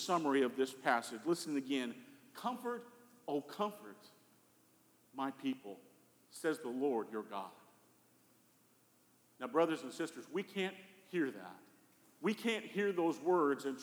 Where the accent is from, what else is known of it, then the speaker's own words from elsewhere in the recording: Colorado, United States; growing up in Colorado